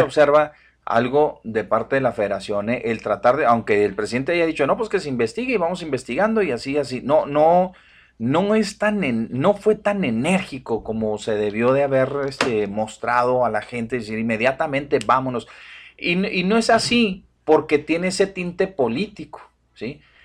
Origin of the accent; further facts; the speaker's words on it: Mexico; Todos seguimos siendo mexicanos